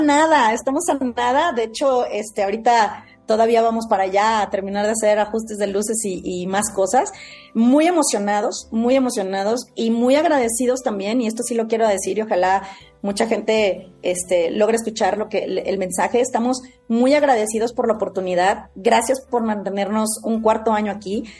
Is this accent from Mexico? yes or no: yes; Mexico; como lo somos los mexicanos